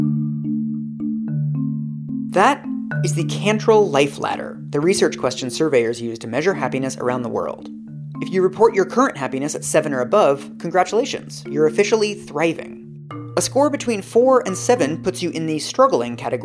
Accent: United States; moved away as an adult; also born or lived in Denmark; now in Germany; I grew up in the United States and have lived in 4 other countries as an adult

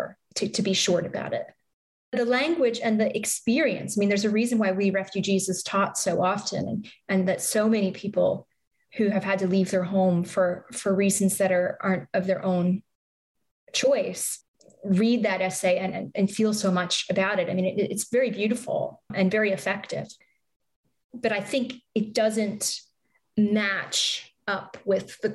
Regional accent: Canada; now in United States; I'm Canadian. I'm not naturalized

